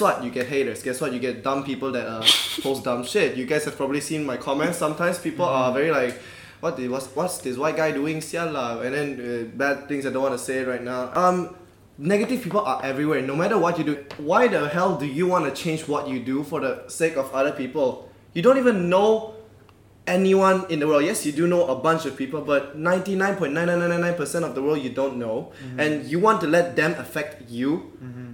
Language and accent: English; Malaysia; me being more Malaysian than you guys